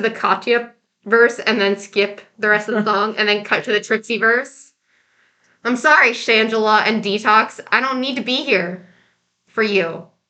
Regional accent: New York City, New York, United States; That's a New Yorker thing that we have to do.

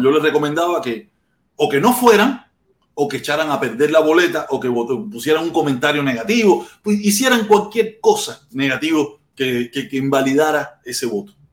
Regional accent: Cuba; now in United States; nosotros que somos cubanos y estamos fuera de Cuba

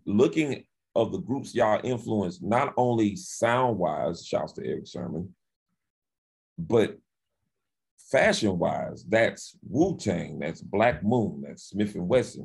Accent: Winston-Salem, North Carolina, United States; I grew up in Winston Salem, North Carolina

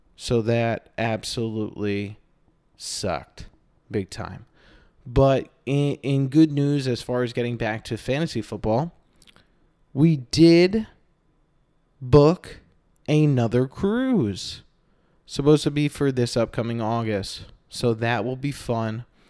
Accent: Northeast, United States; now in Phoenix, United States; I'm originally from the Northeast where they have something called seasons

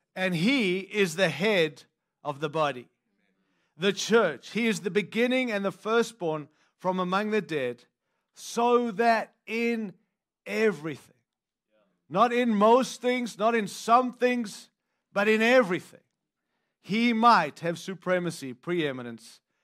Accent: Australia; now in United States; I don't live in South Africa, and I'm from Australia, which is another country

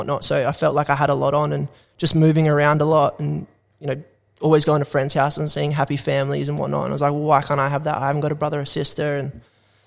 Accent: Australia; also born or lived in Canada / New Zealand; being an Aussie

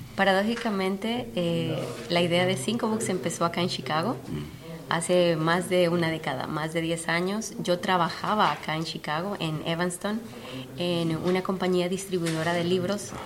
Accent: Honduras; now in United States; Yo nací, crecí en Honduras

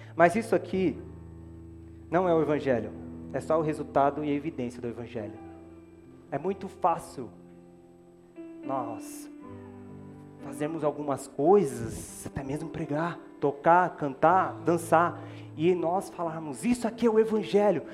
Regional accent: Brazil; eu sou brasileiro

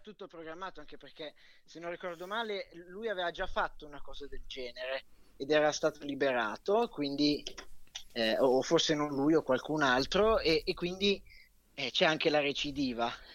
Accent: Milan, Lombardy, Italy; da buon milanese che sono

